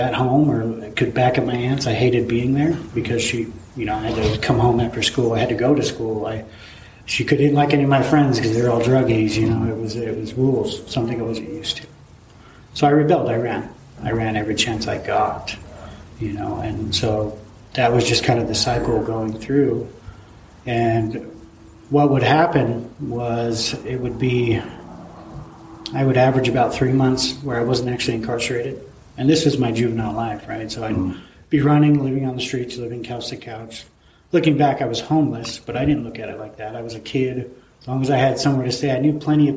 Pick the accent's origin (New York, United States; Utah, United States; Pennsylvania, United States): Utah, United States; Vernal; also born or lived in San Diego, California; I was born in San Diego. I'm the middle child of six. My mom and my dad moved to Vernal when I was maybe a year old. So Vernal, Utah, small town.